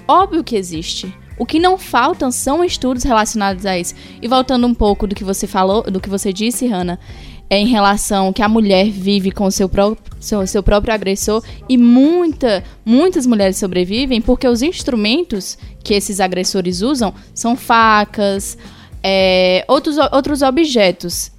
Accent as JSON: {"language": "Portuguese", "region": "Ceará", "country": "Brazil", "said": "eu sou do Ceará e eu tenho uma família totalmente patriarcal"}